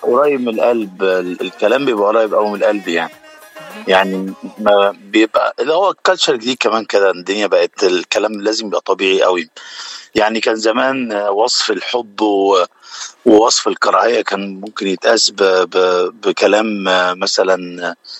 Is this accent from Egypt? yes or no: yes; Cairo, Cairo Governorate, Egypt; moved away as an adult; now in United States; انا من مصر من شبرا